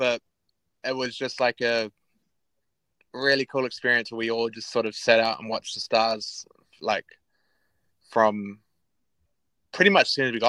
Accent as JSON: {"language": "English", "town": "Palmerston North", "region": "Manawatū-Whanganui", "country": "New Zealand", "tie": "born or raised there", "also_born_or_lived": "Feilding", "moved": "yes", "lives_now": "Auckland, New Zealand", "said": "We're from Palmy"}